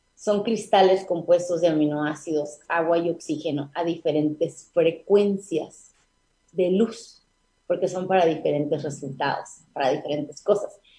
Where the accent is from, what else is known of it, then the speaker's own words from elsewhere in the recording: Mexico; also born or lived in Tijuana; nuestra cultura como mexicanos